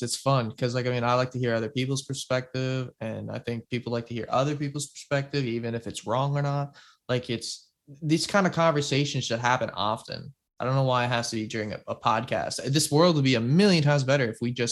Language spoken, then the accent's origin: English; Canada; we're both Canadian